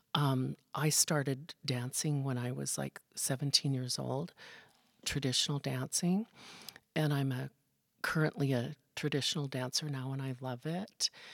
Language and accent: English; Wolf Point, Montana, United States; moved away; I grew up in Wolf Point, Montana.